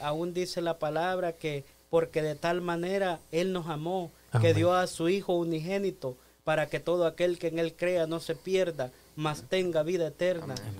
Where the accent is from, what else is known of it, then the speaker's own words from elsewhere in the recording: El Salvador; yo soy del Salvador